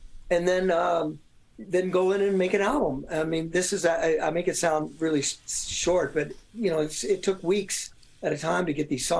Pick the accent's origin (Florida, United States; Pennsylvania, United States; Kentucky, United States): Kentucky, United States; Louisville; I'm from Louisville, Kentucky, and used to talk like this.